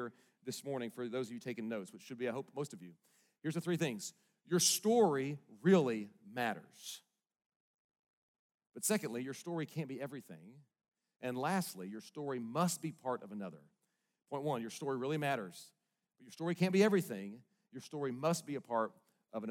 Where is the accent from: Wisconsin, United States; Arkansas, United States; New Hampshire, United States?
Arkansas, United States; Bentonville; also born or lived in Little Rock, Arkansas; most of my growing up days were in Northwest Arkansas up here in Bentonville